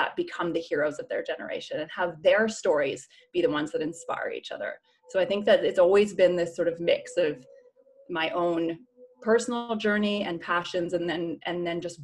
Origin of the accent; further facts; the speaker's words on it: Canada; moved away; also born or lived in Vancouver; I'm from Canada originally